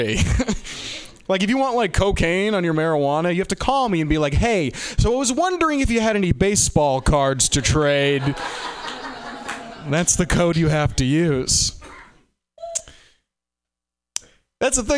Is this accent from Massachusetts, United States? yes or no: yes; Boston, Massachusetts, United States; I'm from Boston